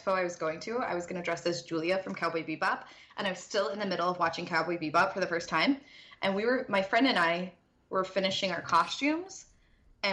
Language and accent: English; Indiana, United States; I live in Indiana